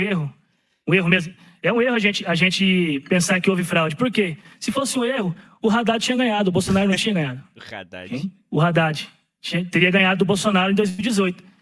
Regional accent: Brazil; eu sou brasileiro

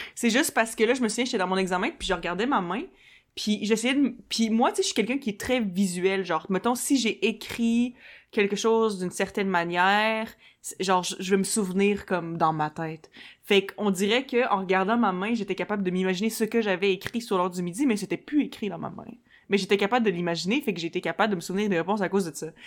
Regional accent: Quebec City, Quebec, Canada; moved away as an adult; also born or lived in Montreal; je suis partie de Québec, j'avais comme 19, puis je venais juste de finir le cégep

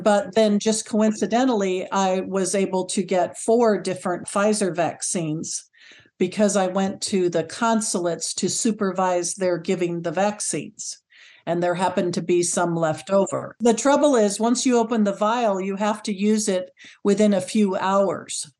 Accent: California, United States; moved away as an adult; also born or lived in North Carolina; now in Shanghai, China; I'm originally from California, lived there for fifty years

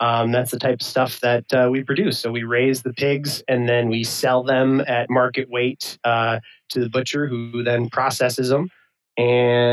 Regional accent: Illinois, United States; moved away as an adult; also born or lived in Colorado / South Dakota / Montana; I grew up here in Illinois

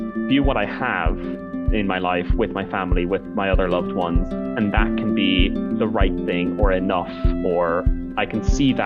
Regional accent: Ireland; now in Edinburgh, United Kingdom; I am an Irish man who is now living in the United Kingdom.

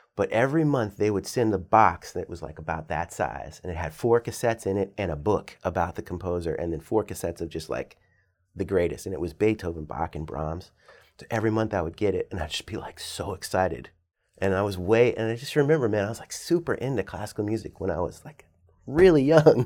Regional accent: Northern Virginia, United States; moved away as an adult; also born or lived in New York City, United States; now in Richmond, United States; Yeah, so I grew up in Northern Virginia, so I'm a Virginia person

